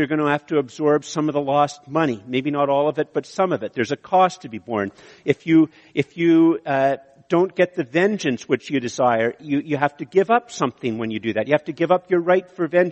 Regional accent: Canada; I'm Canadian

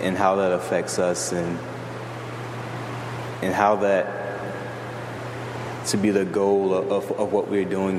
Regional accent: the South, United States; moved away; growing up in the South

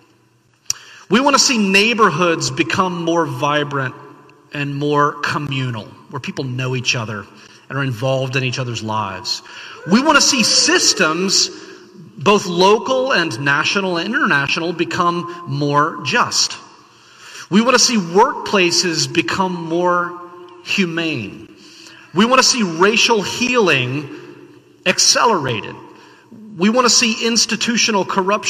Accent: the South, United States; I grew up in the South.

